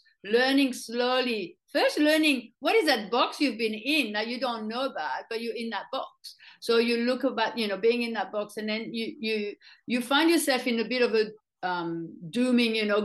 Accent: France; moved away as an adult; now in Australia; as I grew up in France

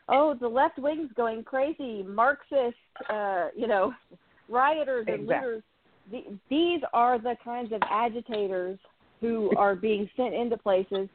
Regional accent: Dallas, Texas, United States; also born or lived in Rockwall, Texas; I grew up in Rockwall, but I also grew up in Oak Cliff

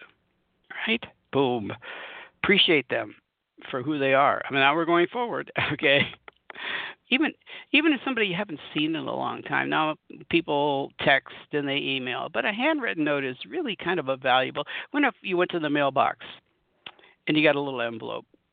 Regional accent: Southern California, United States; moved away as an adult; now in Colorado, United States; I'm from Southern California. I've spent lots of time in Southern California most of my life

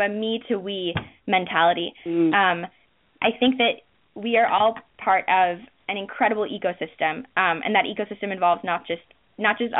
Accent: Minnesota, United States; moved away; I'm from Minnesota originally

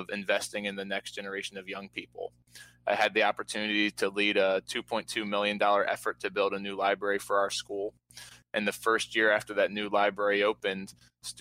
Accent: Baltimore, Maryland, United States; I was born and raised here in Baltimore City

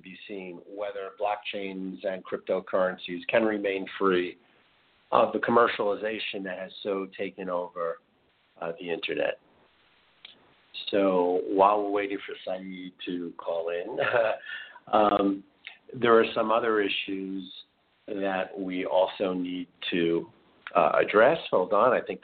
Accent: New York City, New York, United States; I'm also a Queens boy, and I grew up in Queens as well

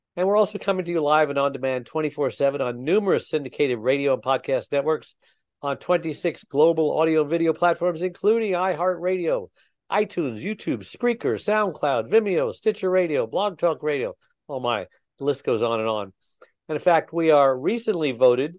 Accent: Burbank, California, United States; also born or lived in New York; I was raised in Burbank after we moved from New York.

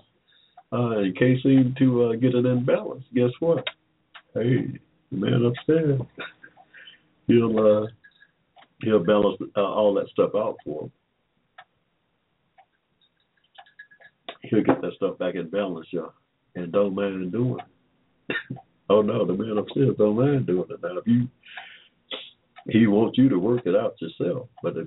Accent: Henry County, Georgia, United States; I was born here in Georgia in 1945

